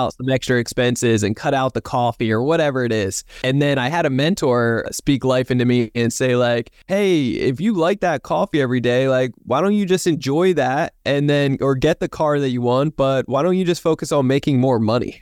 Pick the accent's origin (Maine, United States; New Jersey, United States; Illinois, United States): New Jersey, United States; now in San Diego, United States; I'm from New Jersey originally